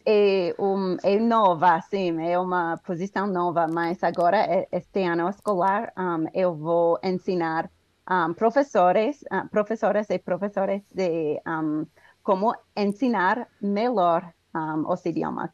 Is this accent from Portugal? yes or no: no; United States; Portuguese is a second language; now in Colorado, United States; Sou um, ah, dos Estados Unidos, um, ah, moro no, color... no estado do Colorado.